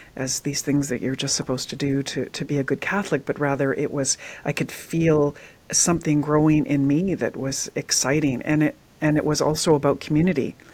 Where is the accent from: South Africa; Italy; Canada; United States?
Canada; British Columbia; I grew up in Western Canada in, in BC